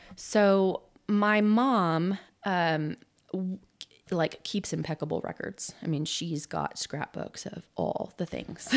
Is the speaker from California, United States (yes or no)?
yes; Southern California, United States; now in Oklahoma, United States; I grew up in Southern California and started playing soccer at seven years old